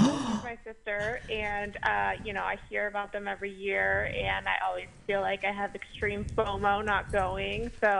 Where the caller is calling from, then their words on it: Washington, District of Columbia, United States; We're calling in from Washington, D.C.